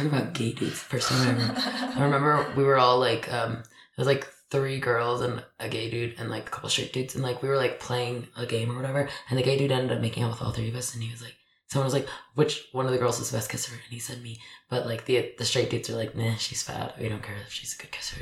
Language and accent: English; Dallas, Texas, United States; moved away; if I stay in Dallas, then I'm going to keep moving back in with my mom every couple of years.